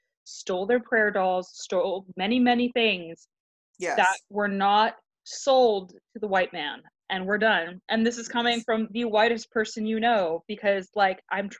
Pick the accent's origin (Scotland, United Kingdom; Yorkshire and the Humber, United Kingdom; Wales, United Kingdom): Scotland, United Kingdom; I think I'm Scottish, so I like anything that we can do, right?